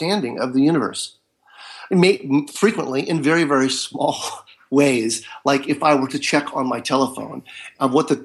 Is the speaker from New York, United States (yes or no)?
no; Marin County, Northern California, United States; now in Southern California, United States; I live in Southern California, and I was raised in Northern California in Marin County.